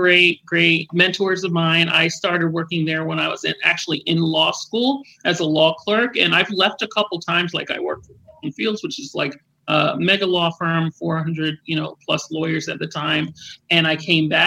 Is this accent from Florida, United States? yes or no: yes; Florida, United States; also born or lived in New York; I'm a straight Floridian. I went to high school here. I left for college, came back, finished up college here.